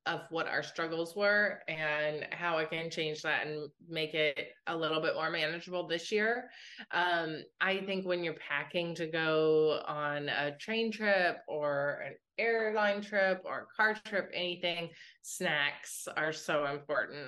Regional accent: West Virginia, United States; I grew up in West Virginia and my grandpa was a train engineer there

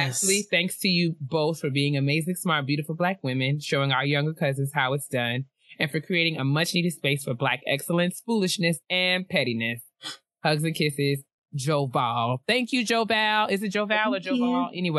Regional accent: Hamden, Connecticut, United States; from Hamden, Connecticut. Connecticut.

